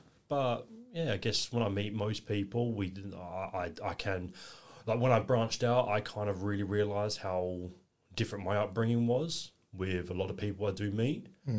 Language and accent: English; Elizabeth, South Australia, Australia; also born or lived in Milton Keynes, England; Bletchley, back in 1995, but only lived there for a few years. We moved out to Australia in 1998, October, we arrived and grew up in northern suburbs in Elizabeth, Davern Park region.